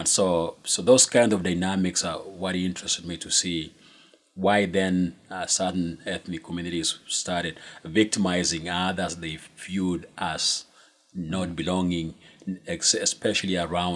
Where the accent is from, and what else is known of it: Kenya; born or raised there; moved away as an adult